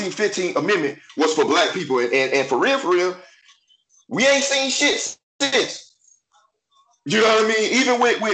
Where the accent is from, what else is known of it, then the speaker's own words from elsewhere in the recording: Texas, United States; I'm from Texas